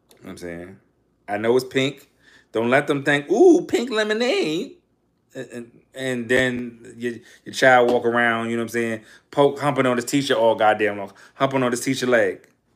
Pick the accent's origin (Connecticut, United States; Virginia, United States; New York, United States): New York, United States; New York City; I'm from Harlem